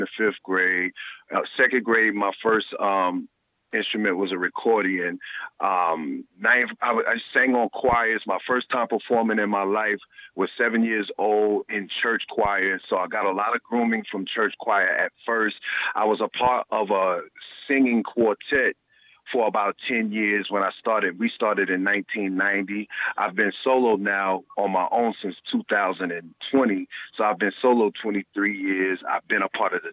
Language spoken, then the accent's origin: English; South Carolina, United States; moved away as an adult; also born or lived in New York / Atlanta; I grew up in the South. And, you know, I left down south because, you know, I'm from South Carolina.